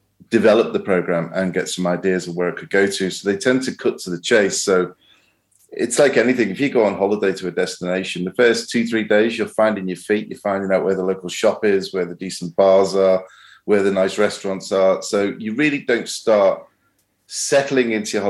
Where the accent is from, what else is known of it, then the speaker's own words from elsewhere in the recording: the Wirral, North West England, United Kingdom; I was born and raised on the Wirral